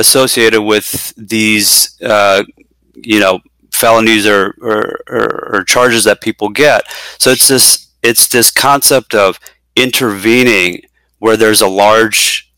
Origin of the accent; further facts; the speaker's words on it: Chicago, Illinois, United States; moved away as an adult; now in Bay Area, California, United States; born and raised in the Chicagoland area, we moved out here a couple years ago to the Bay Area, California